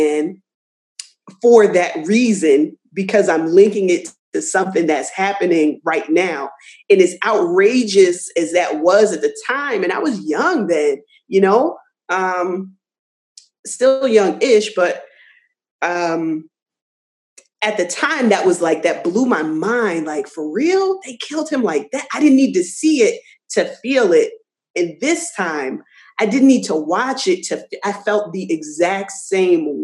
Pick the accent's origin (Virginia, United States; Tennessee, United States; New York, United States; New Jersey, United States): New Jersey, United States; I'm born and raised in New Jersey, but I certainly by way of the South.